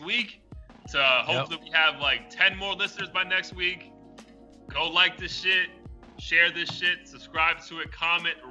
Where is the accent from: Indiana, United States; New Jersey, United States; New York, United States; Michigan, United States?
New York, United States; New York City; I grew up in the Bronx.